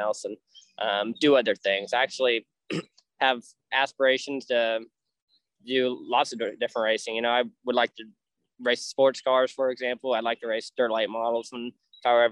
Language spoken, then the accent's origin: English; California, United States; moved away as an adult; now in Indiana, United States; I grew up in California racing outlaw carts